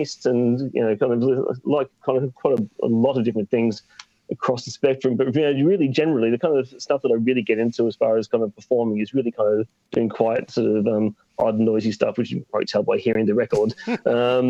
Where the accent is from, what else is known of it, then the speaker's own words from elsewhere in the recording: Geelong, Victoria, Australia; now in Brighton, United Kingdom; the town I grew up in, Geelong in Australia